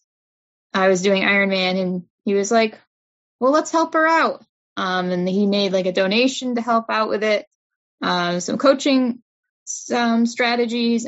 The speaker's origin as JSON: {"language": "English", "town": "Albany", "region": "New York", "country": "United States", "said": "I'm from the Albany area"}